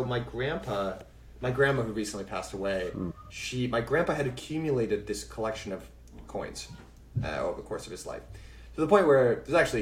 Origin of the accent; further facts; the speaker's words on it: Massachusetts, United States; I grew up in Massachusetts